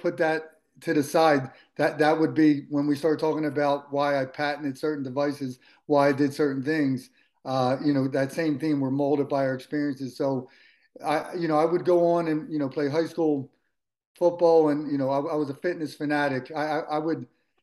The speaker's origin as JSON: {"language": "English", "town": "Philadelphia", "region": "Pennsylvania", "country": "United States", "tie": "born or raised there", "said": "I grew up in Philadelphia"}